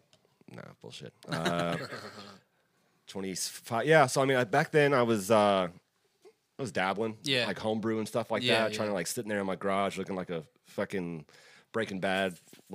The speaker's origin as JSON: {"language": "English", "region": "Texas", "country": "United States", "said": "I'm white boy from Texas."}